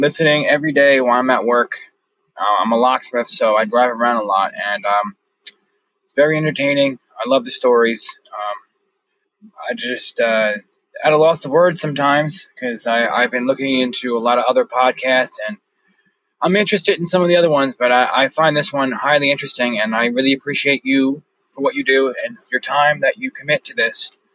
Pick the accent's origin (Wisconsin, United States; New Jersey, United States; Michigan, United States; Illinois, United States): New Jersey, United States; Brick Township; I'm from Brick Township, New Jersey